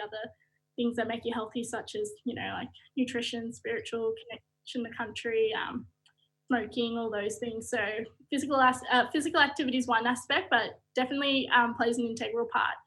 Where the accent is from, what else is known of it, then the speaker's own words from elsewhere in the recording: Shepparton, Victoria, Australia; also born or lived in Mooroopna; I grew up in Shepparton or Maroopna on my grandfather's country